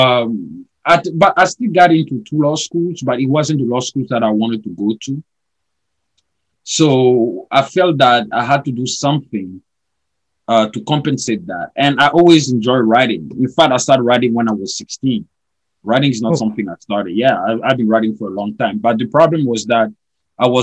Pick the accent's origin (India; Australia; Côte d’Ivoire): Côte d’Ivoire; moved away as an adult; now in Chicago, United States; I was born and raised in Ivory Coast, which is a French-speaking country in West Africa.